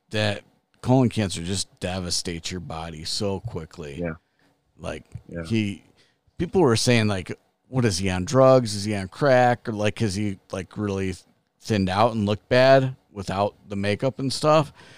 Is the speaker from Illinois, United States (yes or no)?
yes; Chicago, Illinois, United States; I grew up in Chicago